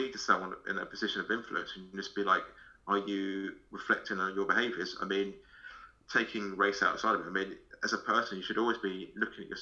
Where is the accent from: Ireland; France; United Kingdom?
United Kingdom; London; I'm from London.